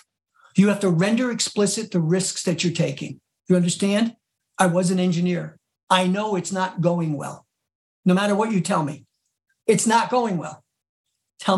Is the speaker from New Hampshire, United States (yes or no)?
no; Mid-Hudson Valley, New York, United States; I was born and raised in the Mid-Hudson Valley